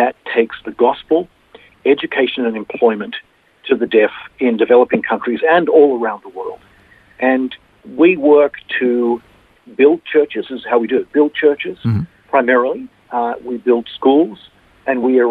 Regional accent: Sydney, New South Wales, Australia; moved away as an adult; also born or lived in Japan; born and raised in Sydney

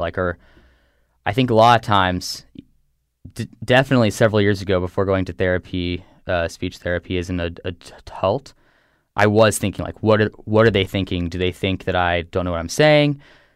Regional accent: Texas, United States; now in Connecticut, United States; I grew up in Texas, and I live in Connecticut now

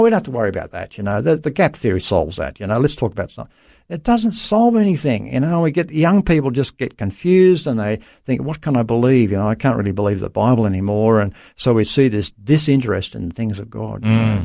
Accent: Dubbo, New South Wales, Australia; I was born in Dubbo, central New South Wales, Australia. So, uh, yeah, country boy

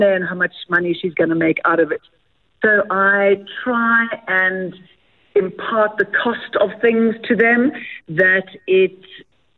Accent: South Africa; moved away as an adult; also born or lived in Doha, Qatar; we grew up on the Bol River. So it's lovely going back to where our family is from as well

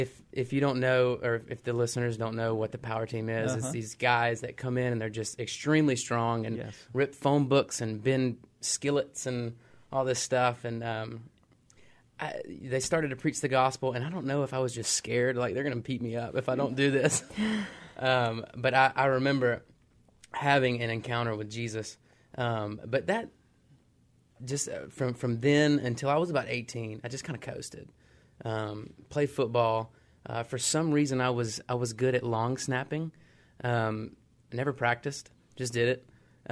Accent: Magee, Mississippi, United States; moved away as an adult; now in Philippines; I grew up in McGee.

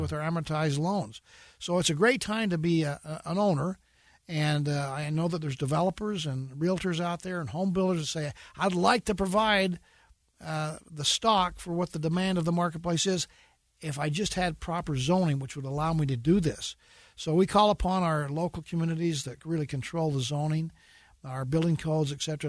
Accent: Utah, United States; I'm from Utah

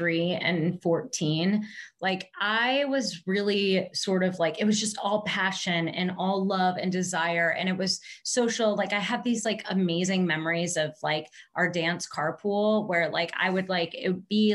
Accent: Tecumseh, Michigan, United States; I grew up in a very small town, kind of in the middle of nowhere, literally in the middle of cornfield, called Tecumseh, Michigan

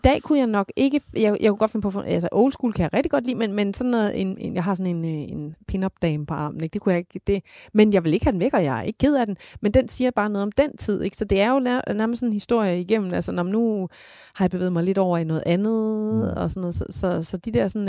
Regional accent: Denmark; jeg var fra Jylland af

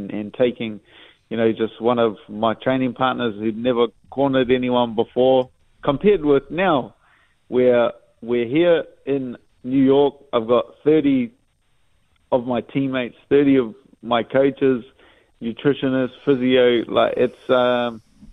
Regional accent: New Zealand; as a Kiwi

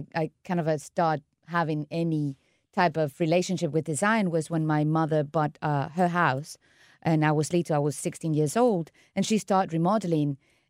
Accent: Caracas, Capital District, Venezuela; English is a second language; moved away as an adult; also born or lived in Milan, Italy / London, United Kingdom; Well, I grew up in Venezuela, Caracas, mm-hmm. the capital. And then I studied my master's degree in Milan. And then I ended up studying English in London. That's why the accent is kind of weird.

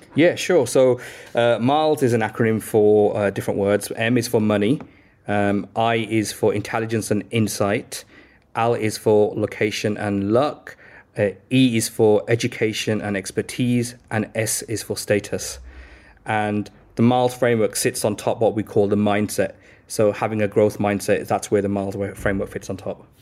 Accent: Birmingham, West Midlands, United Kingdom; moved away as an adult; now in London, United Kingdom; I grew up in, uh, Birmingham in the inner city

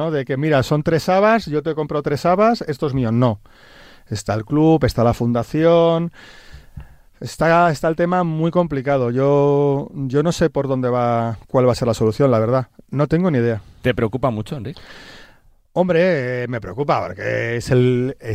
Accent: Tarragona, Catalonia, Spain; now in Madrid, Spain; desde que me vine de Tarragona a Madrid, que ya ni me acuerdo qué año fue, en el siglo XX.

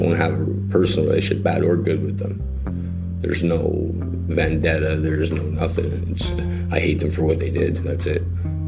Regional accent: Toronto, Ontario, Canada; also born or lived in Lindsay; I was born and raised in Toronto.

